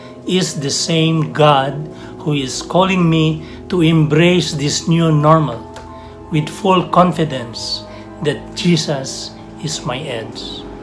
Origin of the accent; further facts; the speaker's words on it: Mindanao, Philippines; I was born and raised in Mindanao to my farmer dad and a teacher mom.